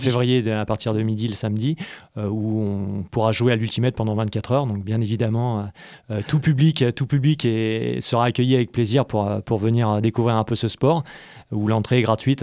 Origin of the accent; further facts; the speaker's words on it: Paris region, Île-de-France, France; moved away as an adult; now in Montpellier, France; je suis originaire de région parisienne.